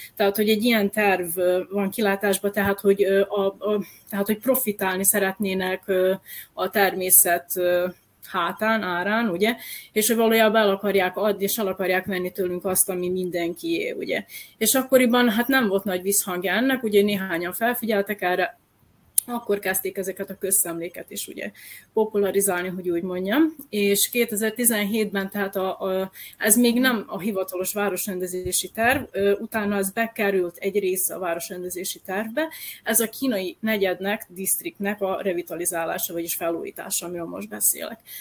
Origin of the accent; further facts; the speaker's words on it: Novi Sad, Vojvodina, Serbia; én nem csak sodrosi vagyok, hanem újvidéki vagyok